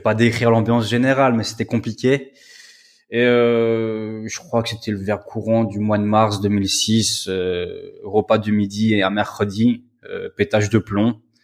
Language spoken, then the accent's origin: French; Metz, Grand Est, France; moved away as an adult; now in Poland; je suis originaire de Metz.